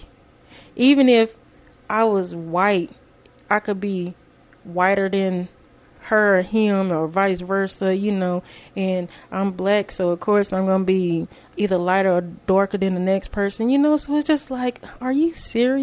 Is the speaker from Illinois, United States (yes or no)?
no; Greenville, Texas, United States; As a kid, growing up, I'm from Greenville, Texas